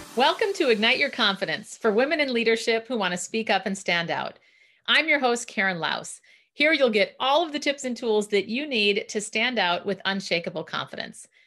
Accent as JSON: {"language": "English", "region": "Minnesota", "country": "United States", "accent": "Minnesota", "said": "my Minnesota accent"}